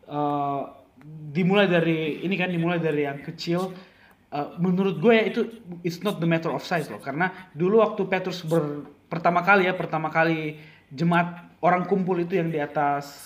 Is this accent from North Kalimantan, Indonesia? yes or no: no; South Sulawesi, Indonesia; ada gereja yang kecil maksudnya di kampung gua dari Toraja gereja di kampung nggak ada komunitasnya cuma datang seminggu sekali ya